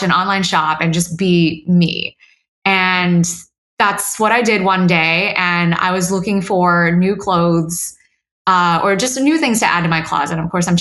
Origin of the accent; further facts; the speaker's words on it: Houston, Texas, United States; I grew up in Houston with my mom